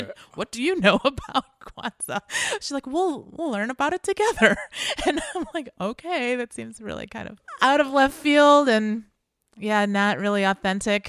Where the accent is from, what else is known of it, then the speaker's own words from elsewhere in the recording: Chicago, Illinois, United States; I was born here